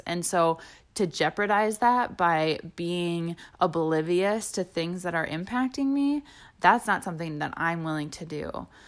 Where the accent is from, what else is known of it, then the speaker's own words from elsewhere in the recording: Wisconsin, United States; growing up in Wisconsin, where there are more bars than there are grocery stores